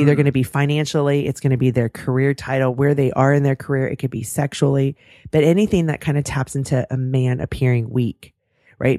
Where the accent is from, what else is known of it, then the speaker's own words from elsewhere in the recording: California, United States; I'm born and raised in California